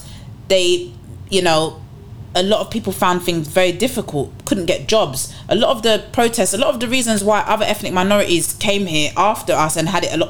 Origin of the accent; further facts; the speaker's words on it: United Kingdom; I would never define myself as English, but by nationality and passport, I clearly am British.